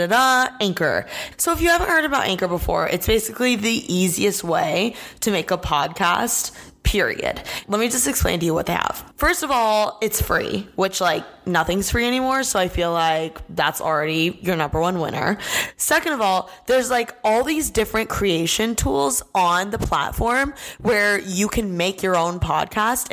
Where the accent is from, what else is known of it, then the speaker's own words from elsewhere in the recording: Indiana, United States; Midwest life. I'm from Indiana